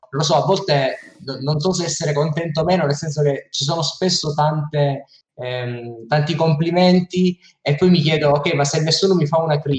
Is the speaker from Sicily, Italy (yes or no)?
yes; Sicily, Italy; io da siciliano sono